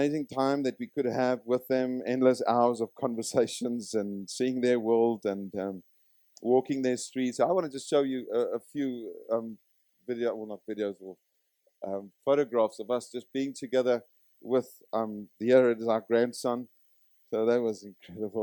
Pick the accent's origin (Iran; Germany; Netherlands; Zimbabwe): Zimbabwe; I come from Zimbabwe